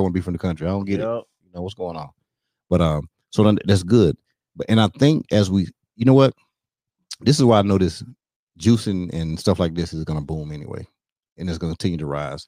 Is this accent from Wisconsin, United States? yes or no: no; North Carolina, United States; I'm from North Carolina